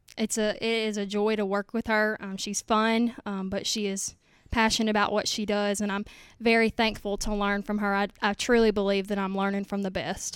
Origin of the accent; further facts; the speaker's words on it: Nanih Waiya, Mississippi, United States; moved away as an adult; now in Hernando, United States; I'm from Nanawoya, Mississippi